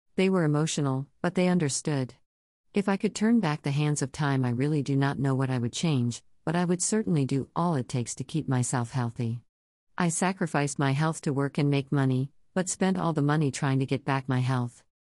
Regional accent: Toronto, Ontario, Canada; moved away as an adult; I was born and raised in Toronto, Ontario, but moved around Canada a lot looking for a better life for my family.

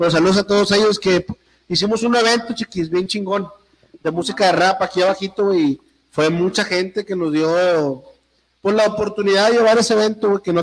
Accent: Monterrey, Nuevo León, Mexico; yo soy regio

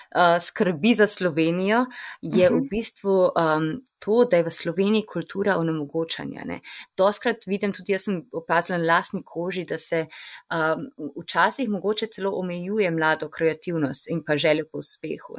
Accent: Ljubljana, Slovenia; moved away as an adult; now in New York, United States; kjer sem odraščala v Ljubljani

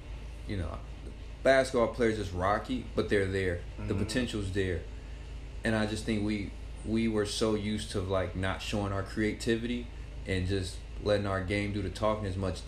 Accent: Gary, Indiana, United States; I'm from Fifth. I went to Spirit of God. I went to all my schools are from the concrete jungle of Gary, Indiana.

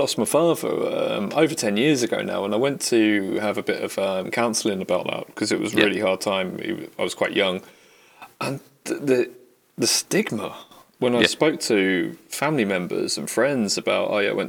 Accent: United Kingdom; We're British.

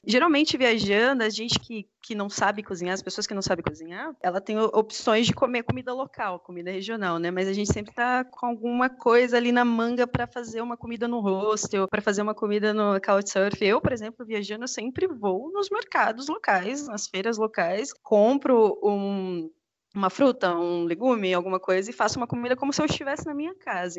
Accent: Mato Grosso do Sul, Brazil; eu sou do Mato Grosso do Sul

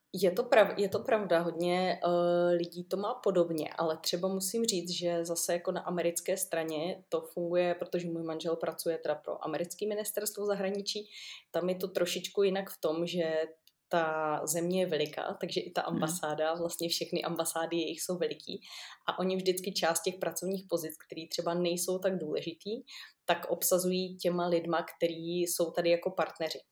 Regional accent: Moravia, Czechia; moved away; já jsem z Moravy

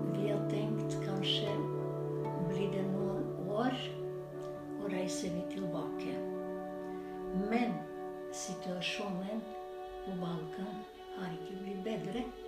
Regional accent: North Macedonia; Norwegian is a second language; moved away as an adult; now in Norway; vi kommer fra Makedonia, men det er en republikk

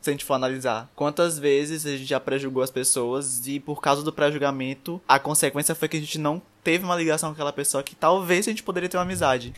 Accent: São Luís, Maranhão, Brazil; sou de São Luís do Maranhão

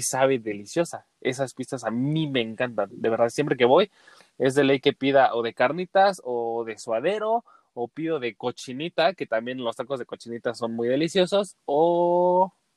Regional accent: Mexico; como buen mexicano

